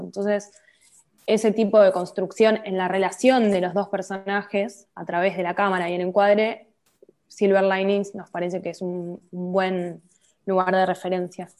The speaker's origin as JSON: {"language": "Spanish", "town": "La Plata", "region": "Buenos Aires Province", "country": "Argentina", "also_born_or_lived": "Colegiales, Buenos Aires", "moved": "yes", "lives_now": "Buenos Aires, Argentina", "said": "Vivo acá, pero bueno, soy de La Plata. Soy de La Plata como Cristina"}